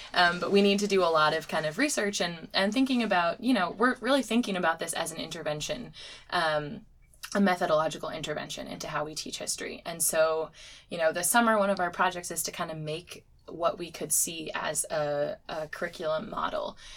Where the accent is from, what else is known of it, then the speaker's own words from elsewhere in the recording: Connecticut, United States; I grew up in Connecticut